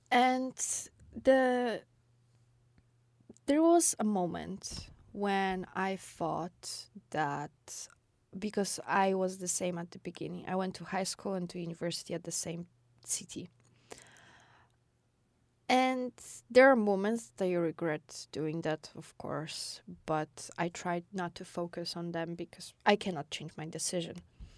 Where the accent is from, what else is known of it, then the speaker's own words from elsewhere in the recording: Wrocław, Lower Silesian Voivodeship, Poland; born there; I was born in a way bigger city than I lived before. So there was always like, oh, I was born in Wrocław.